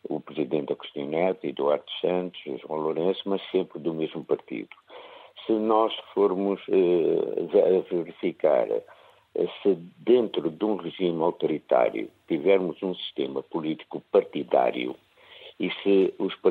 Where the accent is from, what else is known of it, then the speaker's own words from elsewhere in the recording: Angola; now in Porto, Portugal; como angolano